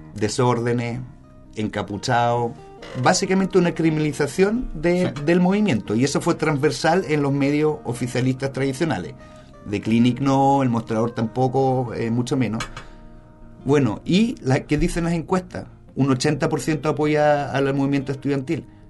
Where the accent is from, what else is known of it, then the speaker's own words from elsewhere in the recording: Germany; also born or lived in Spain; now in Chile; yo crecí en Alemania y después en España